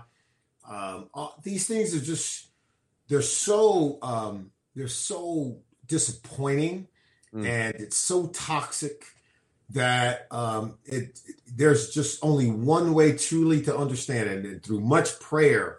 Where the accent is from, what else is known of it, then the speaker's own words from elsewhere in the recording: California, United States; I grew up and was born and raised in California.